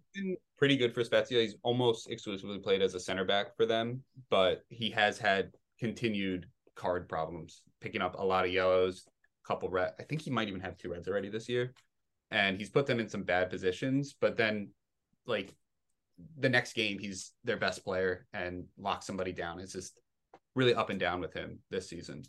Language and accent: English; Maryland, United States; I'm from Maryland. We have Bowie City